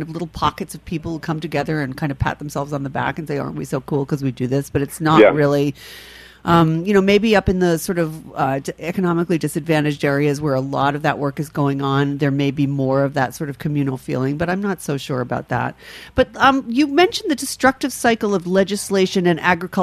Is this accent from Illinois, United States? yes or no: no; New York City, New York, United States; I'm from the Upper West Side of Manhattan.